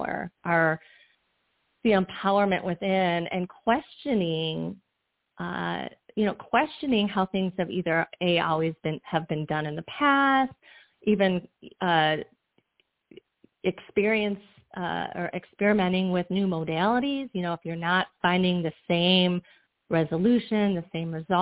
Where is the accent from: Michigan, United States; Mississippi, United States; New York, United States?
Michigan, United States; moved away as an adult; also born or lived in Florida; I'm originally from Michigan